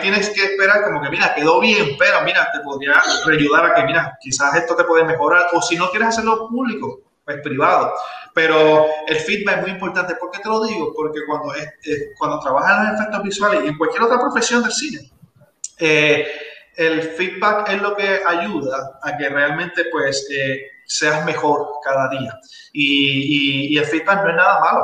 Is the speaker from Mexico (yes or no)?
no; Puerto Rico; somos muchos los puertorriqueños que hemos trabajado en películas